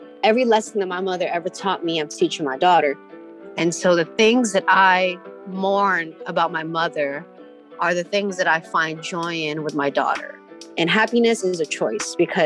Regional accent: San Francisco, California, United States; I grew up in the Excelsior

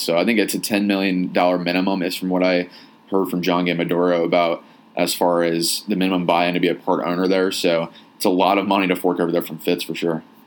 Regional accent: Indiana, United States; now in Arizona, United States; I know I'm an outsider here. I'm from Indiana

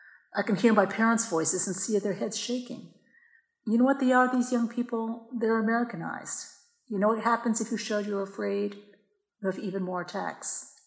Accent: Yonkers, New York, United States; born or raised there

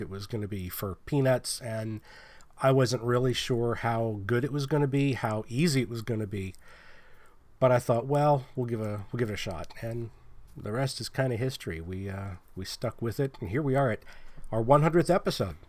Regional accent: Pennsylvania, United States; now in California, United States; I'm not from California. I live in California. But I'm from Pennsylvania

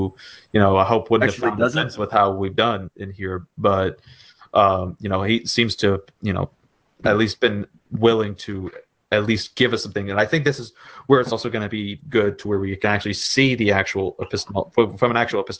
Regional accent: the South, United States; I'm from the South

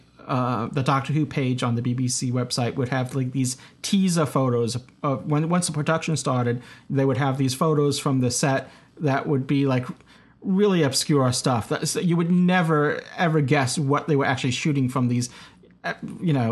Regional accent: New York, United States; a New Yorker

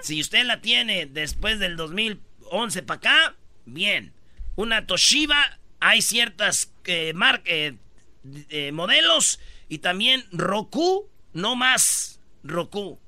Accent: Metepec, State of Mexico, Mexico; Soy de Metepec

